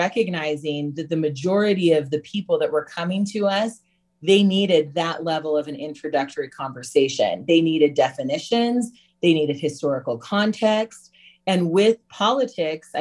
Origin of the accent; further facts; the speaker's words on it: Utah, United States; we grew up in Utah, raised by our white mother.